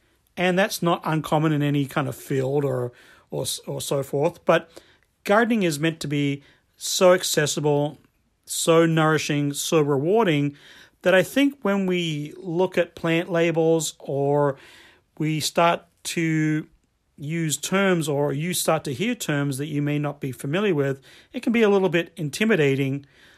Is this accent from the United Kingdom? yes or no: no; Australia; moved away as an adult; now in United States; I remember the first time I came to the US from Australia and I was working at a garden shop or a garden center